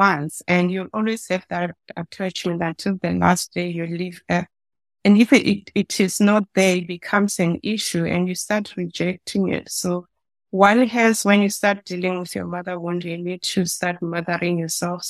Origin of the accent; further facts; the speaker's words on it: Soweto, Gauteng, South Africa; I was born in Soweto.